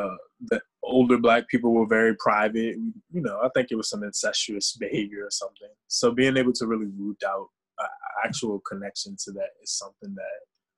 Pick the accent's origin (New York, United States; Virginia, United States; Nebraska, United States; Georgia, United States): Virginia, United States; Richmond; moved away; I was born in Richmond, spent most of my time there, grew up in the hood. but I ended up going to like white adjacent schools.